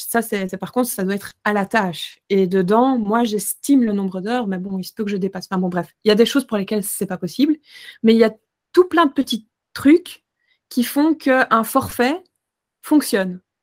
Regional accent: Belgium; chez nous en Belgique

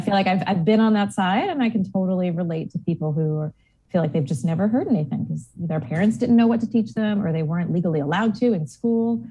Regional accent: Long Island, New York, United States; now in Portland, United States; I grew up on the complete opposite coast in New York, um, on Long Island specifically

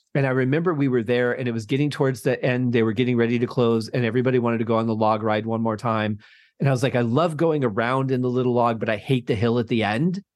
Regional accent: Michigan, United States; growing up in Michigan, we used to have an amusement park

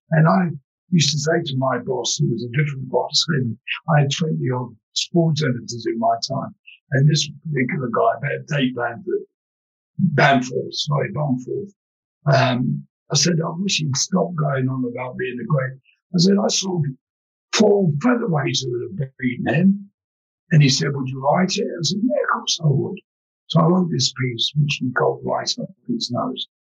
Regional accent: London, United Kingdom; because I'm an East London boy, you know. We were poor, but at least we had good manners.

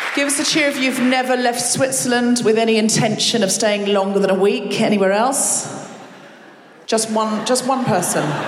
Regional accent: Australia; first language English; moved away as an adult; now in United Kingdom; I am British, but I'm dual with Australian

